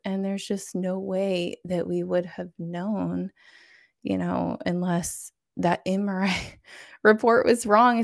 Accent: Florida, United States; I'm from Florida

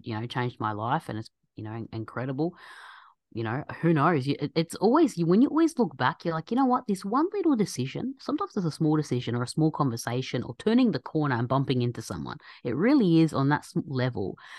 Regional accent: Australia; my background's Egyptian, so as Egyptians, I'm born and raised in Australia

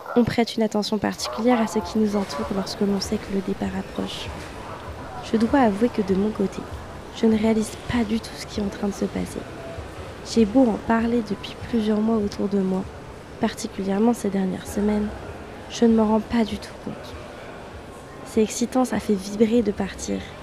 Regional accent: Le Mans, Pays de la Loire, France; moved away as an adult; now in Rennes, France; je suis originaire du Mans, une ville magnifique où les rillettes et les 24 heures sont des fiertés nationales.

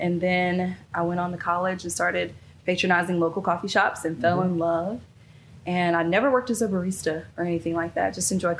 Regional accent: Kannapolis, North Carolina, United States; I'm from Kannapolis.

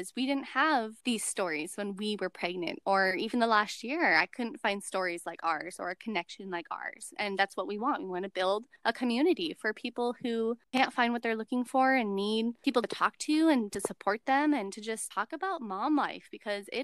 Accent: Washington, United States; born or raised there

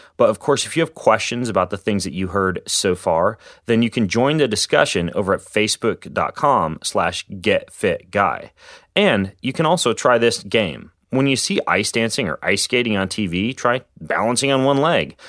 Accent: Spokane, Washington, United States; my hometown of Spokane, Washington

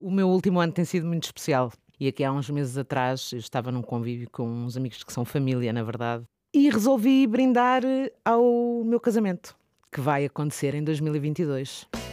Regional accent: Lisbon, Portugal; now in Oeiras, Portugal; nasci em Benfica e vivo atualmente na zona da Oeiras.

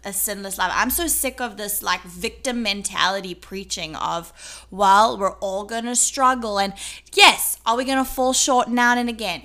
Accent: South Africa; accent: South African; now in United States; As a South African, I'm a South African citizen.

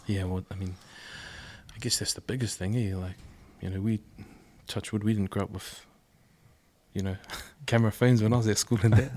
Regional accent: Auckland, New Zealand; I grew up in Avondale, and then, um, and then I went to Carlston

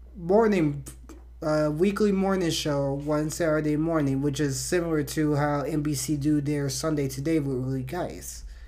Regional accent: Miami, Florida, United States; I was born and raised in Miami, Florida

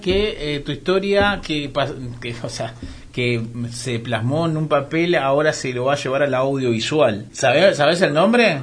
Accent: Argentina; solo ser argentinos somos egocéntricos

